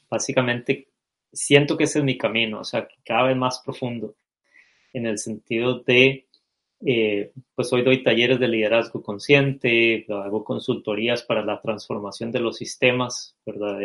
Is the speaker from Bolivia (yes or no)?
no; Costa Rica; nací y crecí en Costa Rica